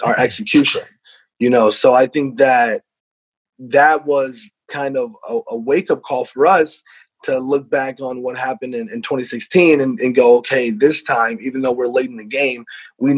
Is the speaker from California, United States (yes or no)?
no; Iowa, United States; moved away as an adult; now in Rhode Island, United States; I'm from Iowa